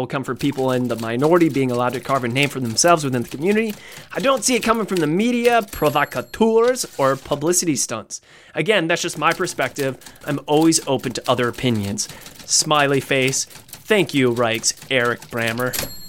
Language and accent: English; Columbus, Ohio, United States; I'm never more proud of my hometown of Columbus than when Origins coincides with Pride Week.